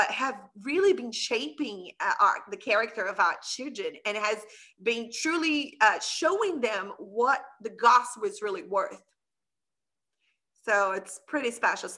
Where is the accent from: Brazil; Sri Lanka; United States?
Brazil; also born or lived in Middle East; now in Canada; I'm from Brazil